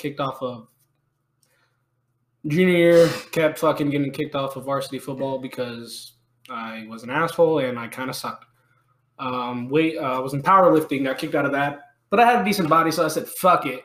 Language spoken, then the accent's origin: English; Texas, United States; I am from Texas